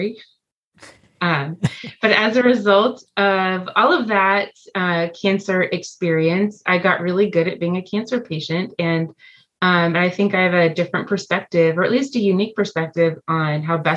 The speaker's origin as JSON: {"language": "English", "town": "Los Angeles", "region": "California", "country": "United States", "tie": "born or raised there", "moved": "as an adult", "lives_now": "Leawood, United States", "said": "I grew up in Los Angeles, California, and relocated"}